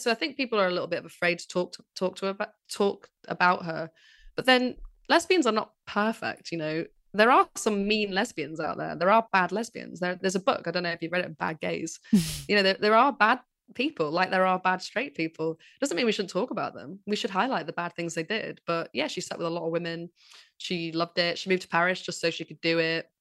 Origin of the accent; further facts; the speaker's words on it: Manchester, North West England, United Kingdom; accent: northerner; I'm from Manchester